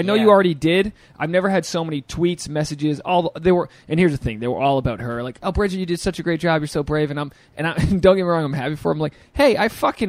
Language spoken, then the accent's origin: English; Rhode Island, United States; moved away; I grew up in Rhode Island.